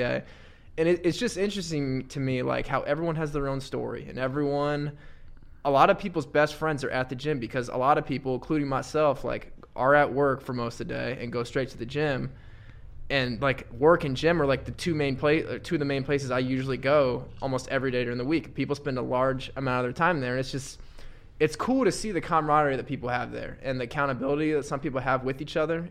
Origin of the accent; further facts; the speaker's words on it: Warsaw, Indiana, United States; it was up in Warsaw, India, in my hometown.